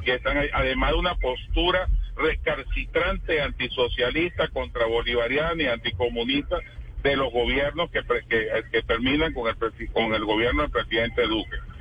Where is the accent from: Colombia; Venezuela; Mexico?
Venezuela; mi pueblo